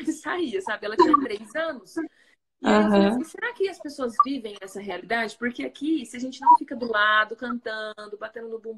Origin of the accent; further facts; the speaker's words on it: Mato Grosso do Sul, Brazil; now in São José, Brazil; que vim do Mato Grosso do Sul e estou acostumada com 35 graus naturalmente, né, no ano inteiro